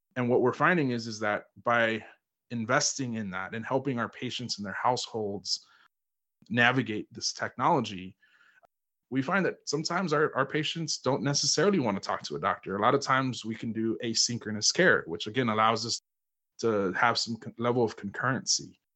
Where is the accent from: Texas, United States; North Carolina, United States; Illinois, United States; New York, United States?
Texas, United States; Houston; I was born and raised in Houston, Texas